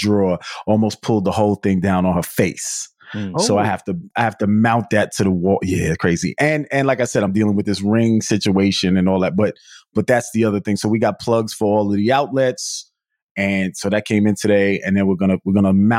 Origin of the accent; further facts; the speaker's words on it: New York City, New York, United States; also born or lived in Bronx; now in Long Island, United States; I'm from Queens. I'm from Queens and I know that Long Island life